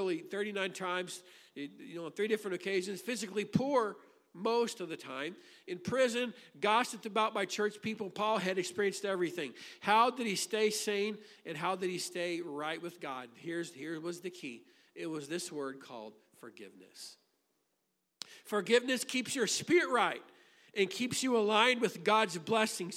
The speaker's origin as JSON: {"language": "English", "town": "Grafton", "region": "Illinois", "country": "United States", "tie": "born or raised there", "said": "I grew up in Grafton, Illinois. I spent my childhood there."}